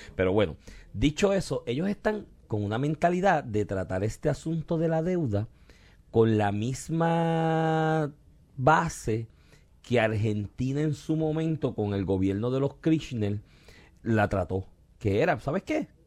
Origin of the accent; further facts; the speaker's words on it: Puerto Rico; del cual somos colonia, porque somos colonia de Estados Unidos